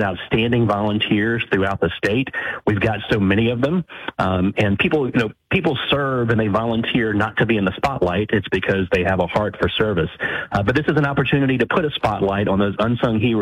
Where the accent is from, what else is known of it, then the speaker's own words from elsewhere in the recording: Lafayette, Louisiana, United States; Lafayette's my hometown